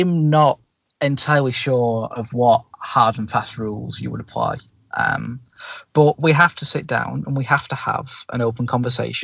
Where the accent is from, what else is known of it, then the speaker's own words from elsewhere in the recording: Bury, North West England, United Kingdom; my hometown football club